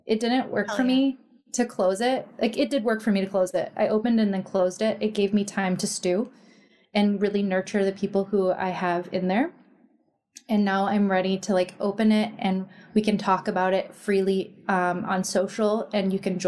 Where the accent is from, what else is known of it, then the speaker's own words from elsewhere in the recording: Midwest, United States; We're from the Midwest.